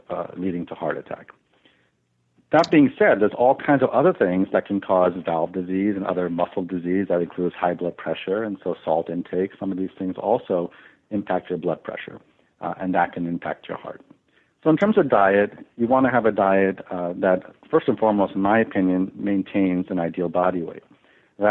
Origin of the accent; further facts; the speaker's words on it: Long Island, New York, United States; I was born and raised in Long Island